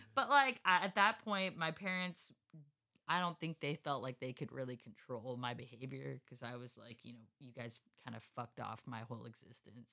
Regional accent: Escondido, California, United States; I grew up in Escondido

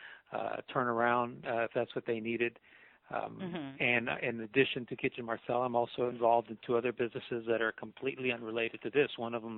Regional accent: Miami, Florida, United States; now in Orlando, United States; I'm from Miami, born and raised.

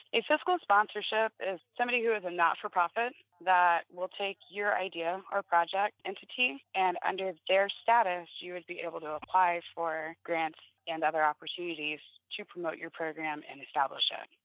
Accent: Florida, United States; now in Indiana, United States; I was born and raised in Florida. I did grow up my adolescence in Indiana

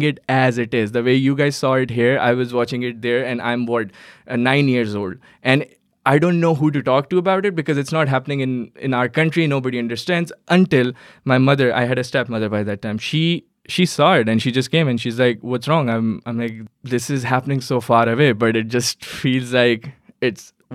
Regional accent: Karachi, Sindh, Pakistan; English is a second language; moved away as an adult; now in Herndon, United States; I was born in Karachi, Pakistan

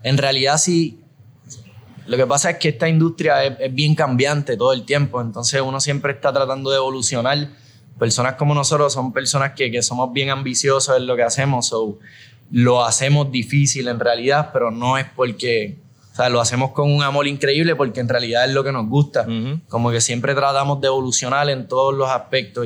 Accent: Aguadilla, Puerto Rico; also born or lived in San Juan / Rincón; Yo por mi parte soy de, de Aguadilla

